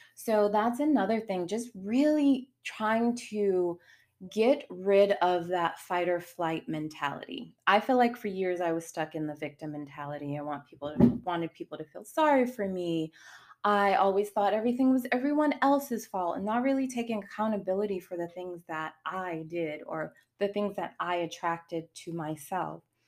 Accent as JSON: {"language": "English", "town": "Boston", "region": "Massachusetts", "country": "United States", "moved": "as an adult", "lives_now": "Charlotte, United States", "said": "I'm from Boston, moved to North Carolina, I'm in Charlotte"}